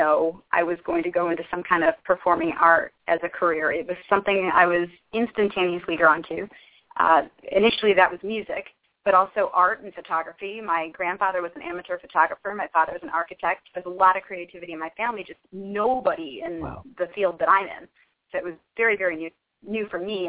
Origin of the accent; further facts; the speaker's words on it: Cleveland, Ohio, United States; moved away as an adult; also born or lived in New York City; now in Los Angeles, United States; I grew up in Cleveland, Ohio